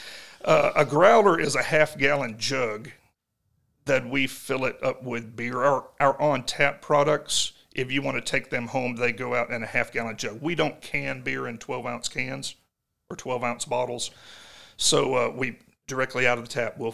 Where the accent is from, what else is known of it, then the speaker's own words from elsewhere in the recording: Jonesboro, Arkansas, United States; we're from Jonesboro, that is a dry county.